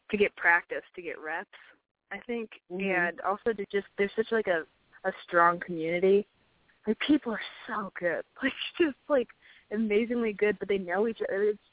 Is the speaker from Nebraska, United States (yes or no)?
yes; Nebraska, United States; moved away as an adult; now in Atlanta, United States; moved to Atlanta from Nebraska for school